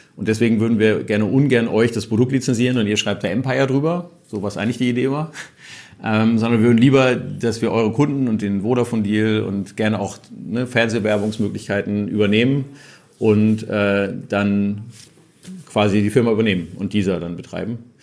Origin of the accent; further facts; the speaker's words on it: Hamburg, Germany; Ich bin Hamburger